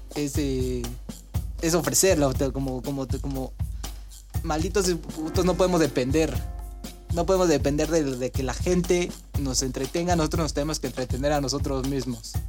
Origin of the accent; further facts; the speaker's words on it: Mexico; nosotros como mexicanos